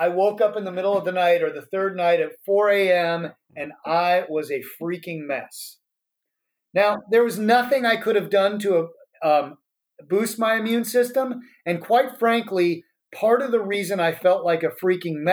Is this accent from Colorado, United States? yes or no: yes; Colorado, United States; now in San Francisco, United States; we're from Colorado. We live in San Francisco now